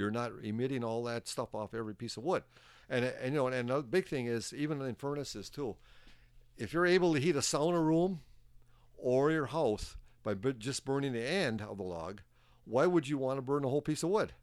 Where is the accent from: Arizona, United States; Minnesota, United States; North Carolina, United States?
Minnesota, United States; Soudan; also born or lived in Virginia, Minnesota / Tower, Minnesota; I was born in Sudan, Minnesota.